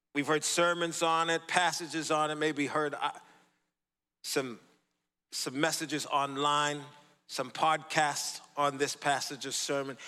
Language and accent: English; Boston, Massachusetts, United States; also born or lived in Sterling, Massachusetts; I grew up in the city of Boston, Massachusetts, born and raised